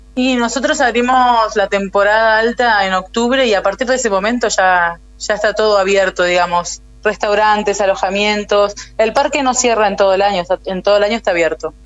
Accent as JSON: {"language": "Spanish", "town": "El Chaltén", "region": "Santa Cruz", "country": "Argentina", "tie": "born or raised there", "also_born_or_lived": "Río Gallegos, Argentina", "said": "En el año 95, cuando yo tenía 7 años, nos vinimos con mi familia a vivir al Chaltén"}